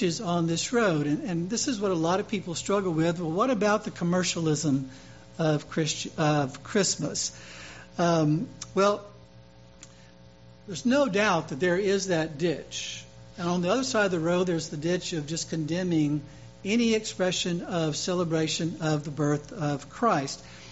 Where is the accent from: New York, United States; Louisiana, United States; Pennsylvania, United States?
Louisiana, United States; Mardi Gras in my home state